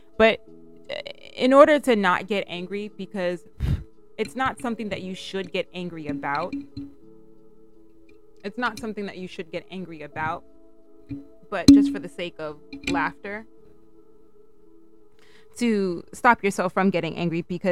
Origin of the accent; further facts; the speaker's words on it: United Kingdom; accent: British; my British accent is coming out